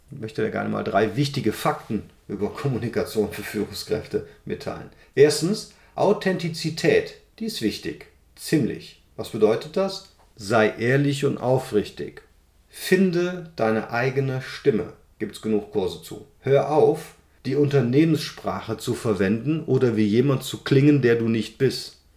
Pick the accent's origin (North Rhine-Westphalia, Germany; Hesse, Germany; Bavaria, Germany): North Rhine-Westphalia, Germany; Cologne; ich komme aus Köln, wir sagen ja nicht Fisch, nicht Fleisch, komisch